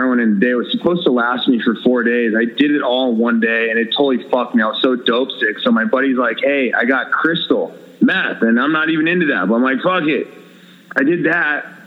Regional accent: United States; I'm fucking American. I don't speak your language.

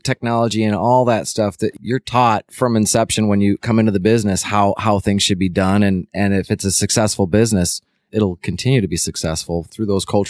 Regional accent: Chicago, Illinois, United States; I grew up in Chicagoland.

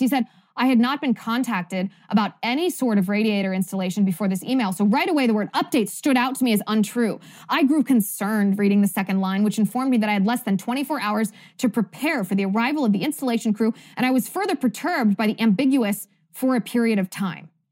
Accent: Ohio, United States; Oberlin College is in my home state of Ohio.

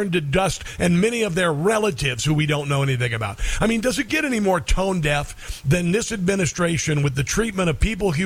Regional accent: Iowa, United States; we had a trailer on our property growing up in Iowa

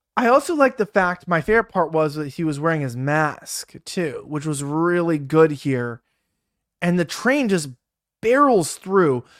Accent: Los Angeles, California, United States; growing up in California, growing up in Los Angeles

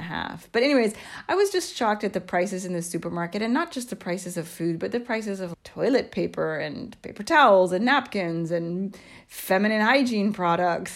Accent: United States; moved away as an adult; now in Italy; I grew up in the United States until I was in my mid-twenties, I guess I have become Italianized

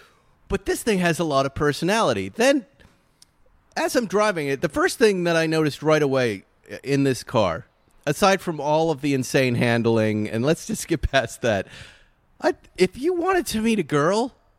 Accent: Massachusetts, United States; moved away; I'm a Massachusetts guy. I'm from a very puritanical, kind of historical, New England-y kind of town where my friends' last names are the last names on the Mayflower, Adams and the Ames, right?

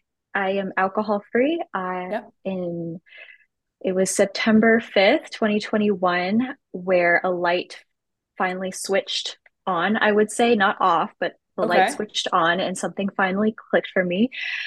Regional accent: Edmonton, Alberta, Canada; now in Kansas City, United States; I'm from Edmonton, Alberta.

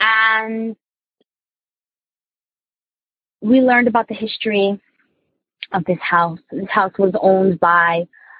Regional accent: New Jersey, United States; I'm from Jersey.

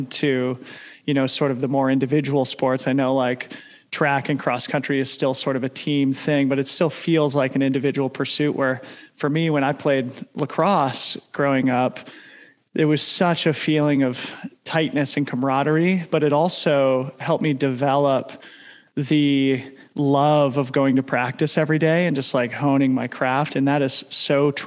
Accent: Boulder, Colorado, United States; I grew up in Boulder, Colorado, obviously a trail mecca

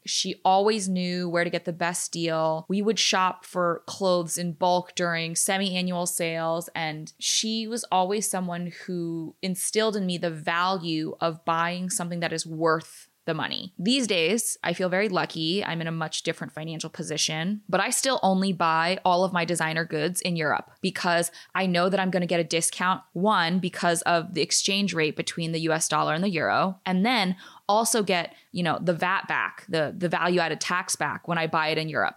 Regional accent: United States; first language English; I was born in America

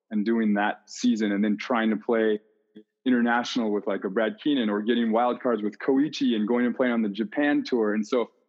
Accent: Hawaii, United States; I mean, I I grew up in Hawaii and I never rarely played on those courts.

